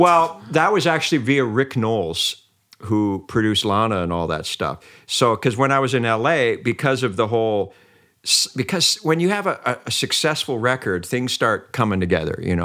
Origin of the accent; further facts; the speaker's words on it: Vancouver, British Columbia, Canada; also born or lived in Mönchengladbach, Germany; I'm like from the East Vancouver and some crappy little place